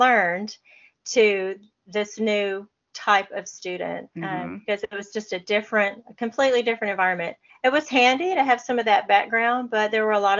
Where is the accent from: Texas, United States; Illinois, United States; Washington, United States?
Texas, United States; being a Texan